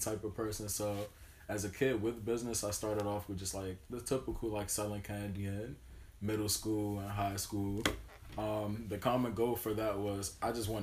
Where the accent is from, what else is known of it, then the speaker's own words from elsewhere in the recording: Maryland, United States; I was born and raised in Maryland, not too far from here, actually